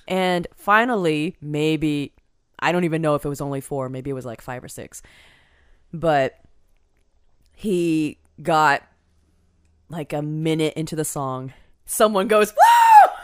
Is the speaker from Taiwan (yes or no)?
yes; Taiwan; I was born in Taiwan.